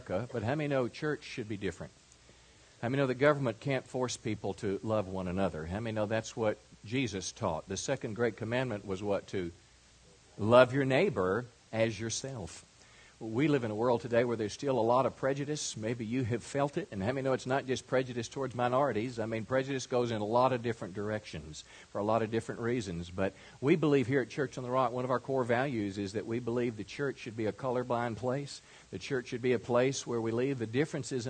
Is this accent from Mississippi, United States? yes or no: yes; rural Mississippi, United States; moved away; I was raised in rural Mississippi in an area so small it didn't even have